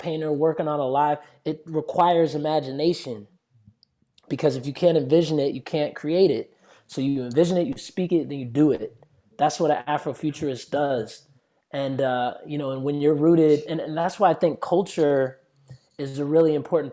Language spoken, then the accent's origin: English; United States; I grew up in America